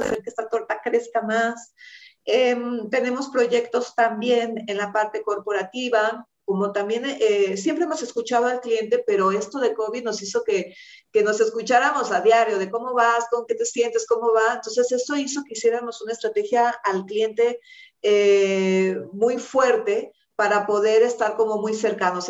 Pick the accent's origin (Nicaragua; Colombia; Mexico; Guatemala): Mexico; Nosotros como mexicanos